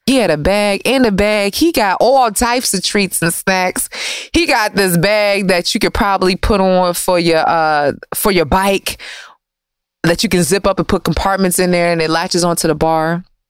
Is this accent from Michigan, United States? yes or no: yes; Detroit, Michigan, United States; moved away as an adult; also born or lived in Washington, D.C. / New York; I'm from Michigan too